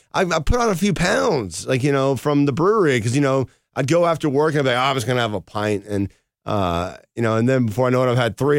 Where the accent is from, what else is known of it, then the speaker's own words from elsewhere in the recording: North Georgia, United States; I come from North Georgia backwoods mountains